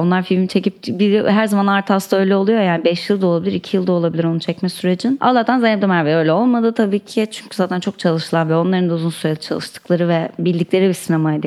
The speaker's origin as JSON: {"language": "Turkish", "region": "Istanbul", "country": "Turkey", "tie": "born or raised there", "said": "çocukluğum İstanbul'da geçti"}